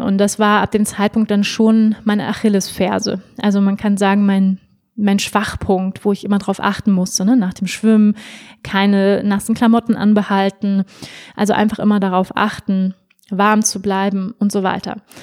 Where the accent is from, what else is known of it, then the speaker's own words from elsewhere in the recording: Schleswig-Holstein, Germany; also born or lived in Hamburg; ich bin in Hamburg geboren. Wir sind dann aufs Land gezogen nach Schleswig-Holstein